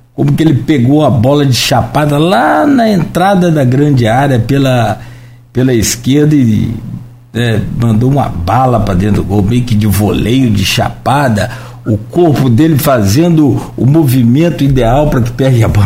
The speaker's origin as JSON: {"language": "Portuguese", "country": "Brazil", "said": "Eu sou brasileiro"}